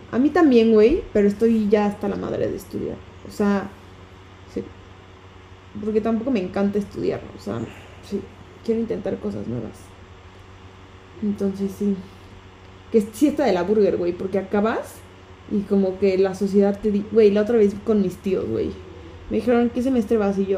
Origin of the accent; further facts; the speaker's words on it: Mexico City, Mexico; también nos dijeron, quítense esa idea como chilanga de que porque en la Ciudad de México sirve, ahí de a huevo va a tener que funcionar.